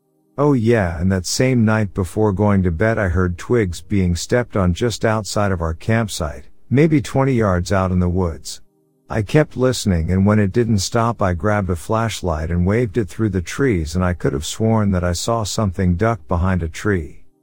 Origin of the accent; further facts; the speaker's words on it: Alabama, United States; The first time was when I was a child growing up in Alabama.